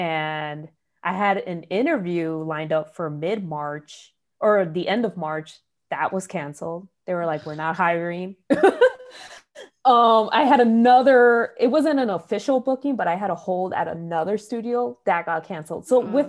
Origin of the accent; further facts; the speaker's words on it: Chicago, Illinois, United States; I think part of it is from growing up in Little Village